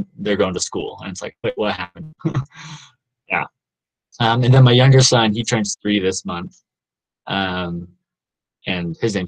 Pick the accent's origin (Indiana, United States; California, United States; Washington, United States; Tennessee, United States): Tennessee, United States; Nashville; moved away as an adult; also born or lived in Utah; now in Provo, United States; I'm originally from Nashville, Tennessee